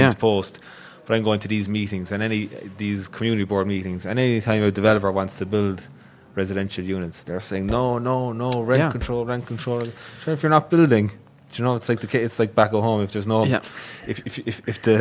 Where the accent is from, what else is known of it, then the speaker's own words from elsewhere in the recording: Cork, Munster, Ireland; moved away as an adult; now in New York, United States; when I was back home in Cork, I'm from Cork